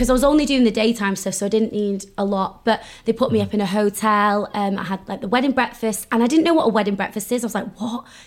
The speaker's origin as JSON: {"language": "English", "region": "North Wales", "country": "United Kingdom", "tie": "born or raised there", "said": "So I grew up in North Wales"}